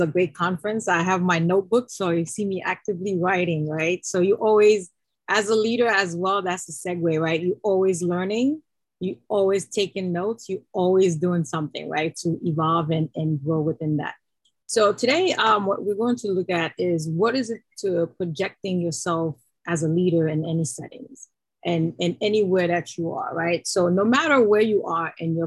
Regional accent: Haiti; moved away; I'm originally from Haiti

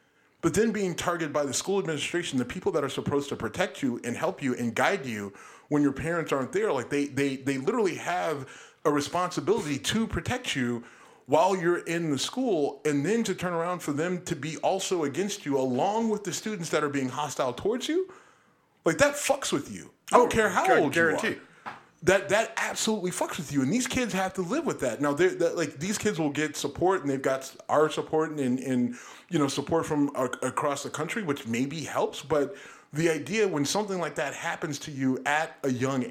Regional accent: Texas, United States; growing up in Texas and being targeted as a kid in first, second, third grade.

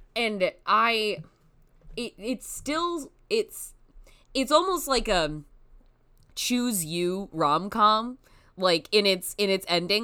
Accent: United States; as an American person

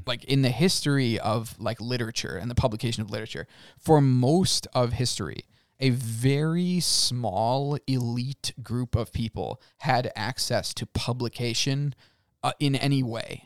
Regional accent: United States; we as the American people, I'm gonna speak as Americans

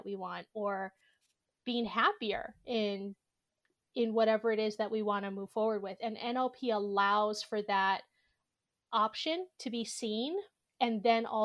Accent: Honolulu, Hawaii, United States; I grew up in Honolulu, Hawaii.

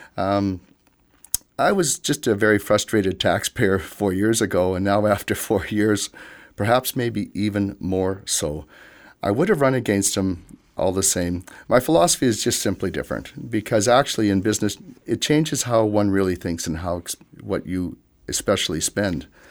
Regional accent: Yorkton, Saskatchewan, Canada; I was born in Yorkton along with my siblings. I was raised here and received all my education here as well.

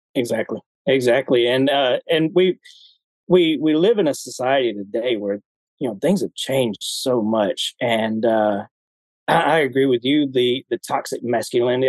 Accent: Alabama, United States; moved away as an adult; I grew up in Alabama

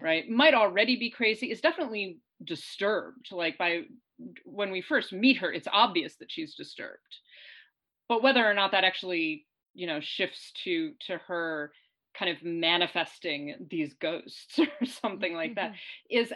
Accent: New York, United States; I'm also a New Yorker

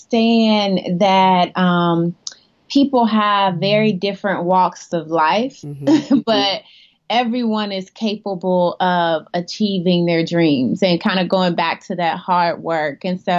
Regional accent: Decatur, Georgia, United States; moved away; In Decatur, Georgia. Yep. Born and raised.

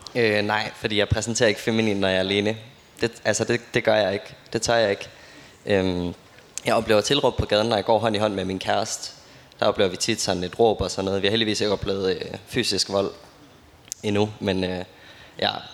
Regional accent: Aarhus, Central Denmark Region, Denmark; jeg kommer jo fra Aarhus

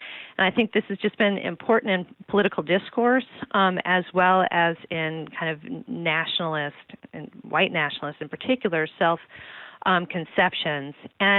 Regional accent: East Coast, United States; moved away as an adult; now in Illinois, United States; having grown up on the East Coast

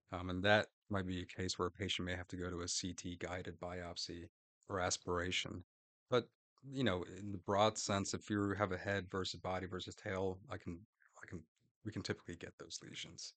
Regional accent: Orlando, Florida, United States; also born or lived in Gainesville, Florida; now in Jacksonville, United States; I'm a Florida boy. I grew up in Florida, in Orlando

